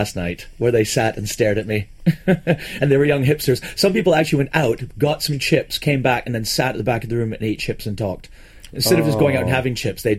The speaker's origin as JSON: {"language": "English", "town": "Cumbernauld", "region": "Scotland", "country": "United Kingdom", "tie": "born or raised there", "said": "Yes, I was born in Cumbernauld."}